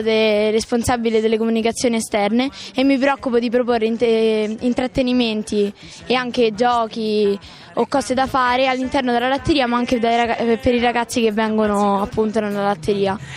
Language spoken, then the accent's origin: Italian; Rome, Lazio, Italy; accent: Roman; ho 13 anni e mezzo e come si può intuire dall'accento vengo da Roma.